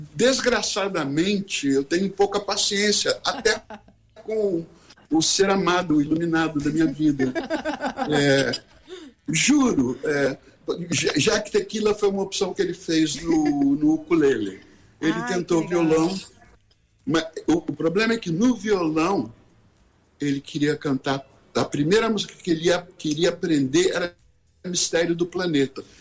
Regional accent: Rio de Janeiro, Brazil; a gente saiu da Zona Sul do Rio de Janeiro, onde cada um morava, dois, três garotos de classe média

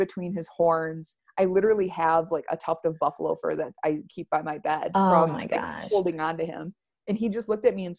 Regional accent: Wyoming, United States; I grew up out in Wyoming, like spending time out here.

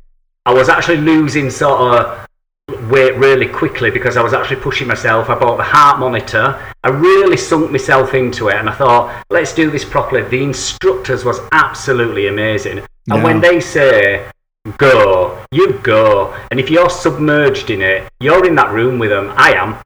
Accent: England, United Kingdom; I'm an Englishman.

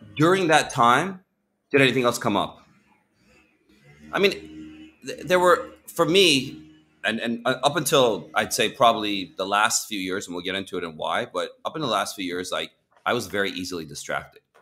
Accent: Champaign, Illinois, United States; moved away as an adult; also born or lived in Iran / Southern California; moved to America when I was six years old from Iran, uh, went to live in Champaign, Illinois

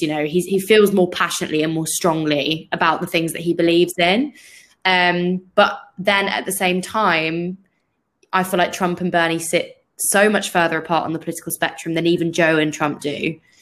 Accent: United Kingdom; as a British person

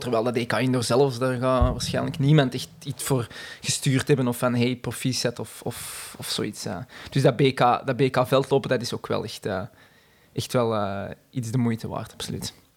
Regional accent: Lint, Flanders, Belgium; ik ben zelf afkomstig uit de Zuidrand, uit Lint

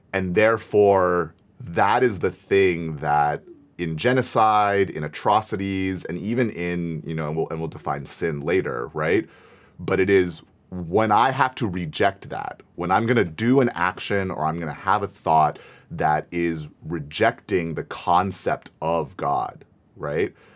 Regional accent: United States

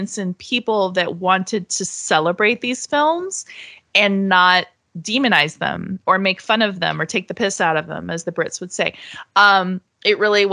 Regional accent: Florida, United States; I'm from Florida

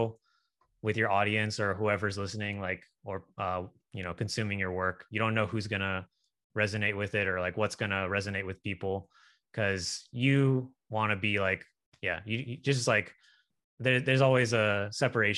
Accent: Sacramento, California, United States; moved away as an adult; now in Atlanta, United States; I'm from Sacramento, California, but I actually live in Atlanta.

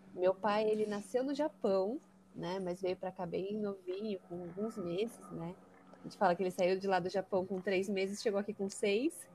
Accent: São Paulo, Brazil; também nasci em São Paulo, sempre vivi, morei em São Paulo

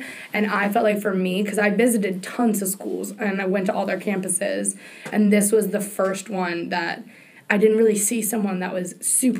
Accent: Fauquier County, Virginia, United States; I am a fifth year at Virginia Tech. My major is computer science, and I'm from Fauquier County, which is about 45 minutes outside of the D.C. area.

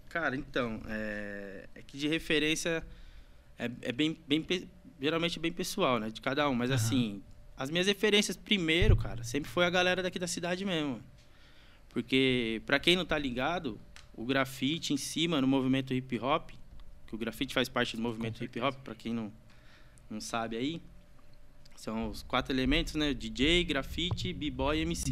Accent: Santa Isabel, São Paulo, Brazil; sou nascido e criado aqui em São Isabel mesmo

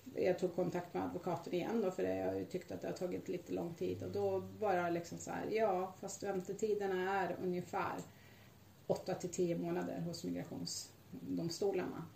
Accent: Sweden; jag är lite typiskt svensk naiv

